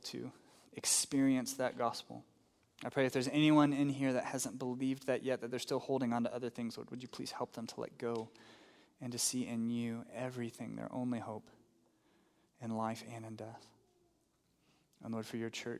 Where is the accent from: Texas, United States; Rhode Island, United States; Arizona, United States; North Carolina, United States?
Texas, United States; now in New Mexico, United States; I grew up in Texas